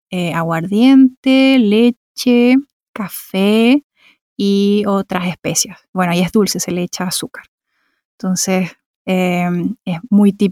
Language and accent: Spanish; Santiago, Santiago Metropolitan Region, Chile; accent: Chilean; moved away as an adult; now in Berlin, Germany; eh, soy de Chile, nací en Santiago, bueno, nacida y criada en Santiago de Chile y vivo en Berlín hace casi tres años.